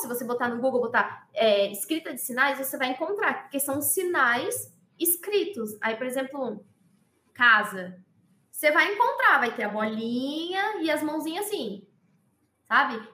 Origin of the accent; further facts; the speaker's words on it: Pernambuco, Brazil; eu tenho 27 anos, eu sou pernambucana